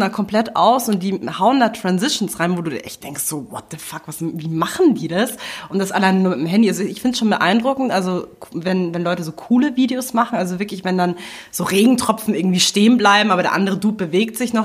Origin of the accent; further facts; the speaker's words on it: Munich, Bavaria, Germany; ich bin hier in München groß geworden.